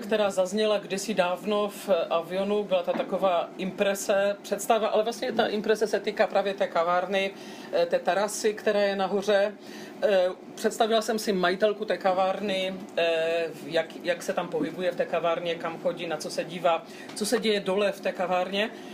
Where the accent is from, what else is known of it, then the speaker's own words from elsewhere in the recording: Český Těšín, Moravian-Silesian Region, Czechia; first language Polish; Czech is a second language; also born or lived in Brno; now in Czech Republic; Já jsem se narodila ve městě, které je, bylo rozděleno a stále